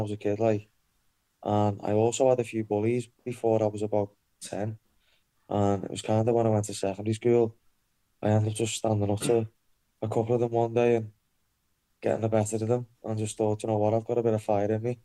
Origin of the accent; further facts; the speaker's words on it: Liverpool, North West England, United Kingdom; So obviously I'm from Liverpool, grew up in Speke, rough council estate